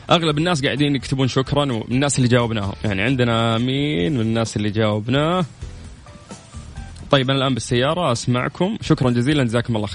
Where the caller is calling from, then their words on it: Riyadh, Riyadh Province, Saudi Arabia; من الرياض